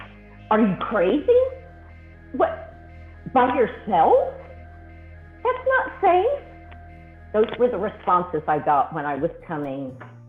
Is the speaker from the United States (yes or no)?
yes; Austin, Texas, United States; moved away as an adult; also born or lived in Fort Worth, Texas; now in Puerto Vallarta, Mexico; I was born and raised in Austin, Texas. And I'm old, okay? So I'm 57.